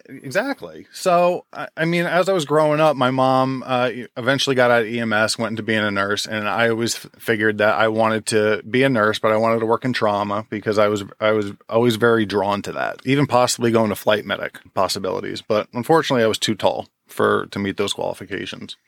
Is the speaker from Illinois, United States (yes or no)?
no; Jackson, New Jersey, United States; also born or lived in Forked River, New Jersey; I grew up in Jackson